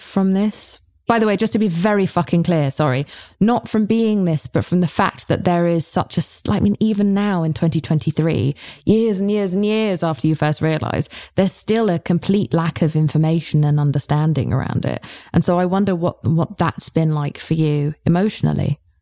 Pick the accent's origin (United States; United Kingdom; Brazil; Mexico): United Kingdom; I'm British